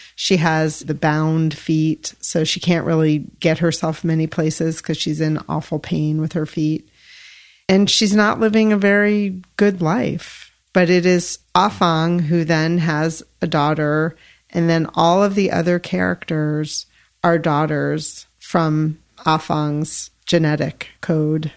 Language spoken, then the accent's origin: English; Yellow Springs, Ohio, United States; I grew up in Yellow Springs